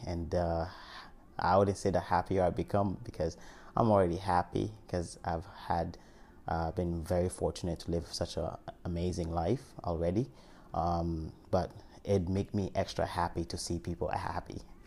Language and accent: English; Haiti; moved away; I'm from Haiti and I survived an earthquake or came here and I was adopted